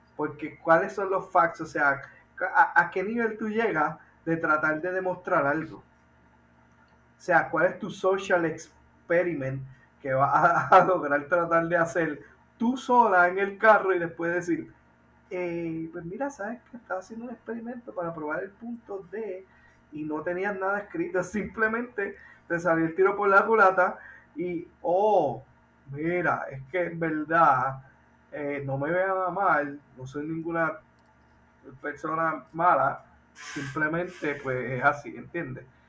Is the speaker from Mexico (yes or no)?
no; Puerto Rico; nosotros los puertorriqueños